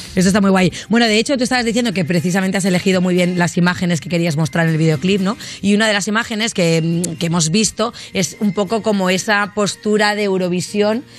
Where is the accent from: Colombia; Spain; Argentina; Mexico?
Spain; Barcelona, Catalonia; moved away; soy de Barcelona